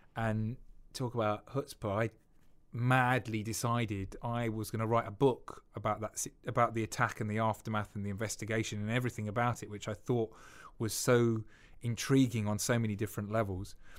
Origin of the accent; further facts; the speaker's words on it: United Kingdom; we're too British